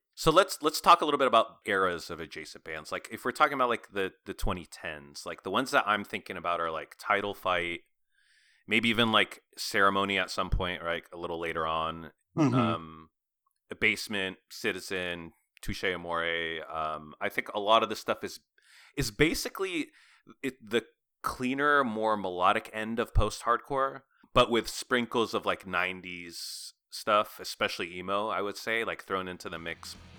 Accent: Arizona, United States; I grew up in Arizona, like going to some hardcore shows of a certain era

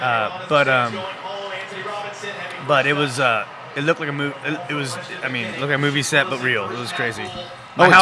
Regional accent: San Diego, California, United States; also born or lived in Los Angeles / Nashville; I grew up in San Diego, also like a great town, very relaxed

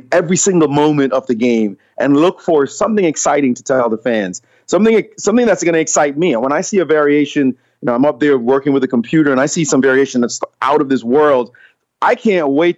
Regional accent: New York City, New York, United States; also born or lived in Jamaica; a little boy from Jamaica growing up in Brooklyn

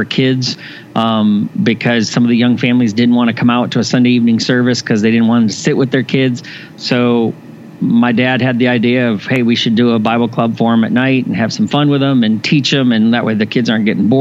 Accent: Indiana, United States; I was born in Indiana, and my father was a pastor just retired after 50 plus years of ministry. So I grew up in the church.

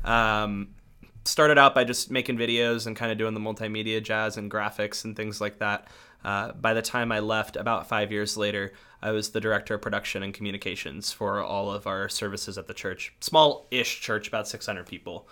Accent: North County, San Diego, California, United States; I grew up in North County, San Diego, so about forty minutes north of, like, the main city area in mostly white suburbs.

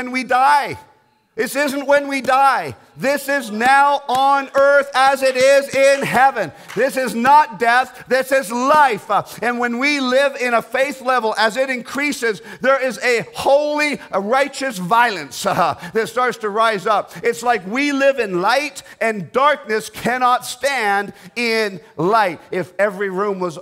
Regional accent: Canada; I'm a Canadian

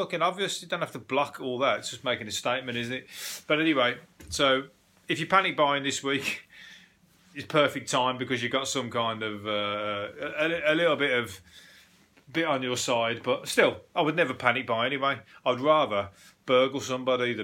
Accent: Birmingham, West Midlands, United Kingdom; I'm from Birmingham

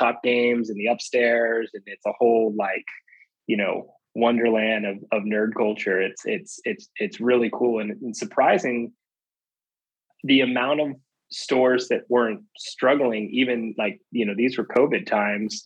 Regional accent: California, United States; now in Washington, DC, United States; I live in DC. I was originally from California, but I live in DC

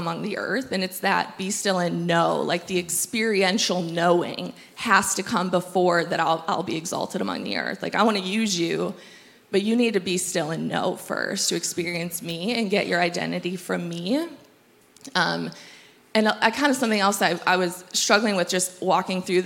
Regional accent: Michigan, United States; moved away as an adult; now in Tri-Cities, United States; We are from Michigan

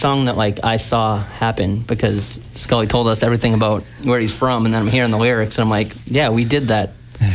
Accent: Billerica, Massachusetts, United States; also born or lived in Allston / Brighton; I grew up in Billerica, Mass. Spend time there and in Alston and Brighton.

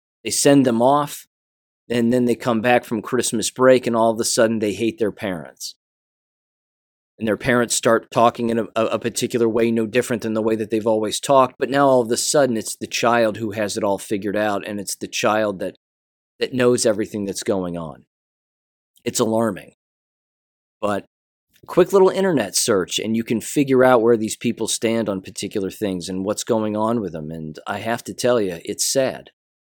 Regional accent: Kansas, United States; I am no longer qualified to be a teacher in my home state of Kansas.

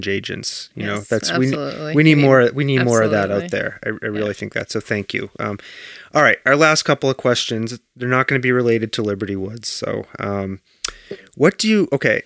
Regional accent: Belchertown, Massachusetts, United States; my hometown. I've got to admit it. Belchertown, Massachusetts

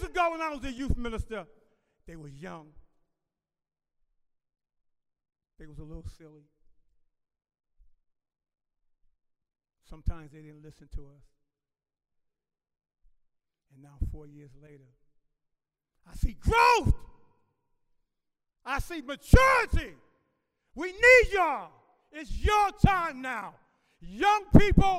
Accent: Boston, Massachusetts, United States; moved away; also born or lived in Atlanta, Georgia / Quitman, Georgia; when I was growing up in Boston

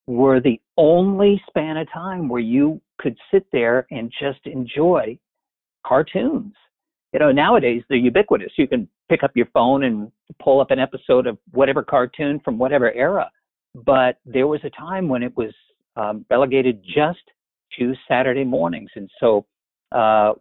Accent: Midwest, United States; growing up in the Midwest, those long winter months, you are glued to that television set

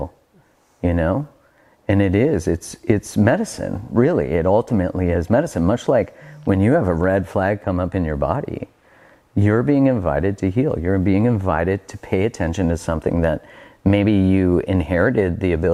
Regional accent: Canada; I'm Canadian

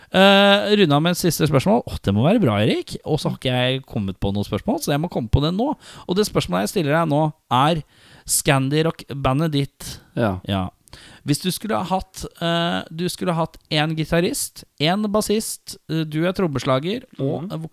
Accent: Rogaland, Norway; Jeg er fra Rogaland! Jeg kom inn i fjor.

